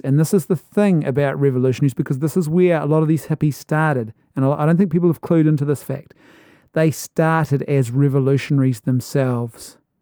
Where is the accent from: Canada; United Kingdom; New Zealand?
New Zealand; as a Kiwi